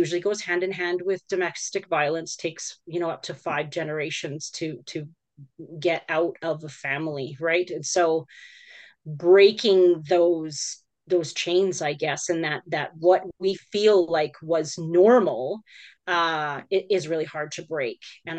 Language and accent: English; Alberta, Canada; born there; I was born in Alberta.